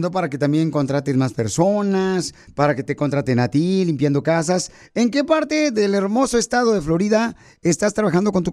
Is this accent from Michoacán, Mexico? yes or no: yes; Michoacán, Mexico; now in United States; ¿a qué venimos de Michoacán a Estados Unidos?